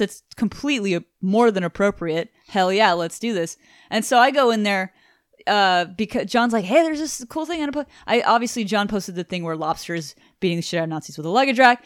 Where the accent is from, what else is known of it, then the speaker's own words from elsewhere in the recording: Houston, Texas, United States; we are from Houston, fucking Texas